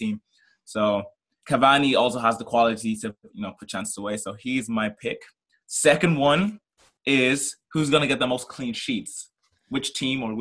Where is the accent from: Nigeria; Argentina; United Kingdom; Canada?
Nigeria; moved away; I'm originally from Nigeria